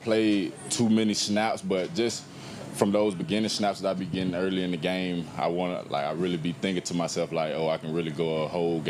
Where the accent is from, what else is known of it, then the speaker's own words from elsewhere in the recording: Georgia, United States; moved away as an adult; now in Jacksonville, United States; I'm from the state of Georgia.